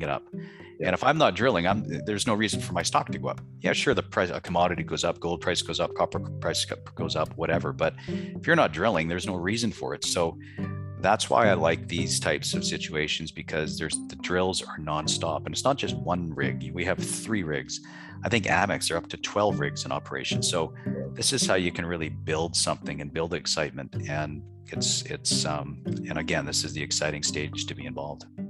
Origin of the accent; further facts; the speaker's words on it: Scotland, United Kingdom; my background's being Scottish